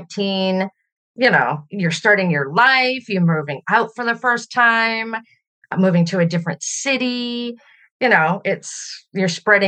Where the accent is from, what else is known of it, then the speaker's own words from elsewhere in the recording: British Columbia, Canada; also born or lived in Ontario, Canada; So I was born in Ontario, Canada. And when I was 3 years old, my dad moved our family out west to British Columbia